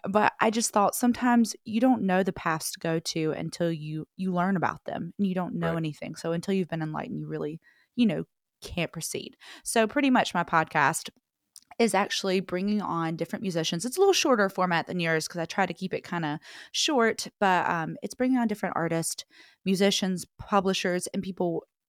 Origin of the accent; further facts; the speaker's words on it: the South, United States; which I am from the South, but I feel like I've been pulling more West Coaster